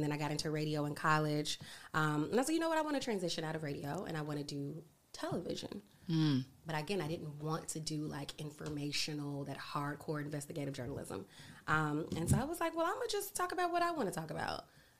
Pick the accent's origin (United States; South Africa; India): United States; Maryland; also born or lived in Chicago / New York / Louisiana; So I came from Maryland.